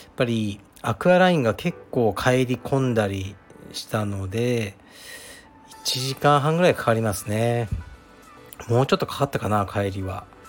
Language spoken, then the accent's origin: Japanese; Fukuoka, Japan; accent: Hakata dialect; now in Tokyo, Japan; 博多弁って言ってもいろいろあるんですけどもう完全に僕の地元のものだったんですね